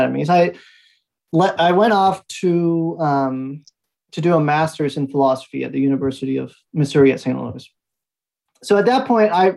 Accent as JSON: {"language": "English", "region": "Aguascalientes", "country": "Mexico", "tie": "born or raised there", "also_born_or_lived": "New York City, United States / Phoenix, United States", "moved": "yes", "said": "I am originally from Aguascalientes, Mexico. So I grew up speaking English and Spanish and Spanglish"}